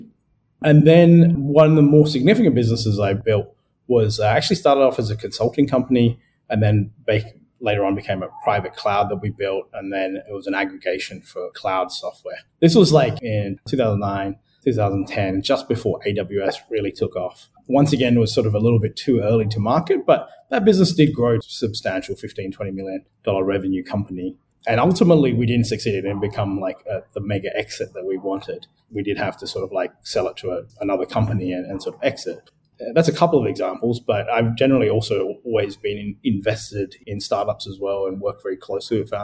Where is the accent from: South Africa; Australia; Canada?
Australia; Adelaide, South Australia; moved away as an adult; also born or lived in Sri Lanka / United Kingdom / United States; now in Singapore; I'm originally Sri Lankan, but I grew up in Australia